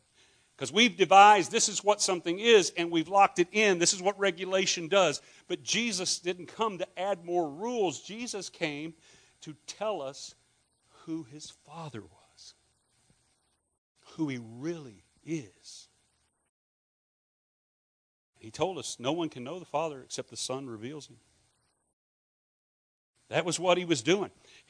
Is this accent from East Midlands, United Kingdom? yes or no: no; Scotland, United Kingdom; I'm Scottish.